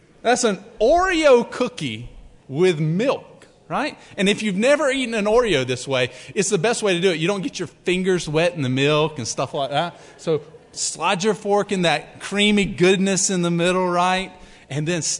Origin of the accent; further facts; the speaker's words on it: Alabama, United States; I'm from Alabama.